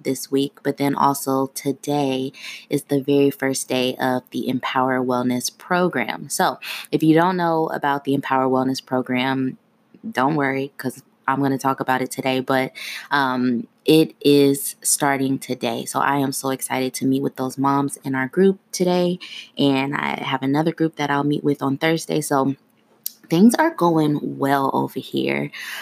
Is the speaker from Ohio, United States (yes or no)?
yes; Ohio, United States; moved away as an adult; now in Washington, D.C. area, United States; I'm originally from Ohio.